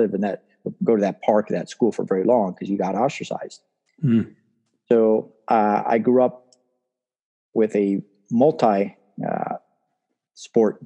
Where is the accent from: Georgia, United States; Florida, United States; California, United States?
Florida, United States; Miami; also born or lived in Cuba; They came to Miami and I lived in Miami pretty much my entire life